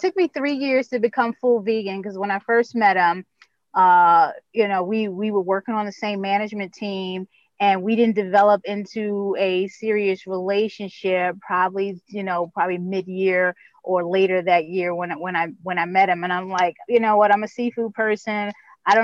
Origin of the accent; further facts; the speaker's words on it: New York, United States; now in Baltimore, United States; when you think Baltimore, and I'm coming from New York, I'm like, oh, wow, Baltimore, The Wire